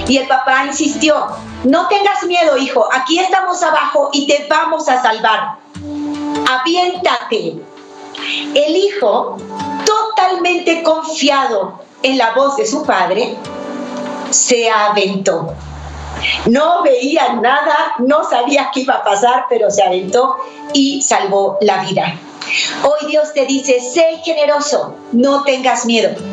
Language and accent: Spanish; Mexico; now in United States; mi país, México